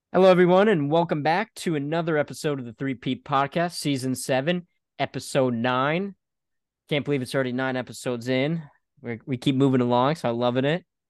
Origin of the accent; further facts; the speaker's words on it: Connecticut, United States; my home state's team, UConn